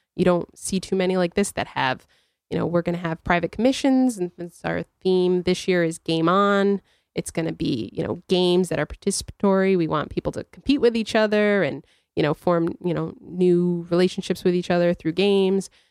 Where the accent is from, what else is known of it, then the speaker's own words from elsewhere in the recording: New Britain, Connecticut, United States; I'm from New Britain